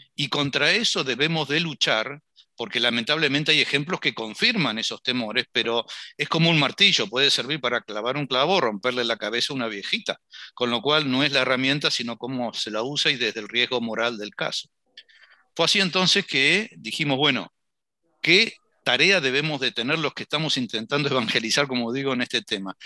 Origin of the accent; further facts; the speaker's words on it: Argentina; como latinoamericanos y en particular argentinos